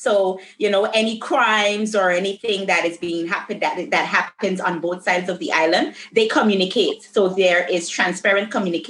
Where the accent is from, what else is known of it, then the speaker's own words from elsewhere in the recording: St. Martin; also born or lived in Sint Maarten (Dutch side); And for me, I was born on the Dutch side. I went to school all my life on the Dutch side, but I was raised on the French side. My mom is from the French side. My father is from Anguilla, which is about 15 minutes away from St. Martin.